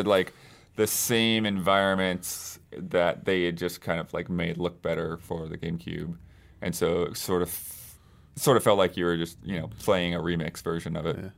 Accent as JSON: {"language": "English", "town": "Tampa", "region": "Florida", "country": "United States", "tie": "born or raised there", "said": "I, I grew up in Tampa Bay"}